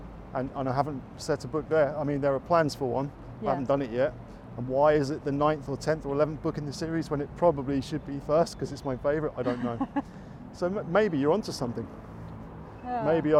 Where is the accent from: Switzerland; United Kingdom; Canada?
United Kingdom; England; UK is not making it easy for us, even though I'm English.